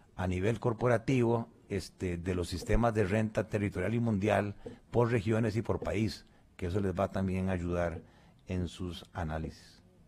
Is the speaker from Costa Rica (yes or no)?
yes; Costa Rica; nosotros como costarricenses